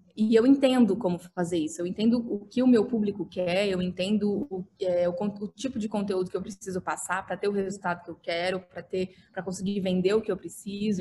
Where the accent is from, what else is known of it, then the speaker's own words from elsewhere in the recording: Dourados, Mato Grosso do Sul, Brazil; moved away as an adult; now in São Paulo, Brazil; eu vim de Dourados, no Mato Grosso do Sul